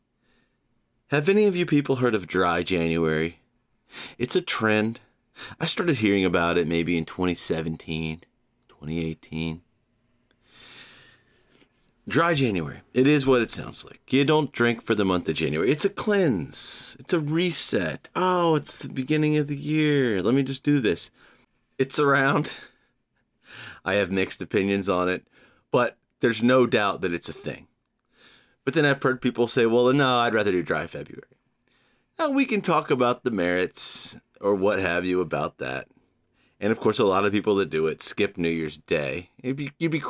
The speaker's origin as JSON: {"language": "English", "region": "Georgia", "country": "United States", "tie": "born or raised there", "moved": "yes", "lives_now": "New York, United States", "said": "Georgia, my home state"}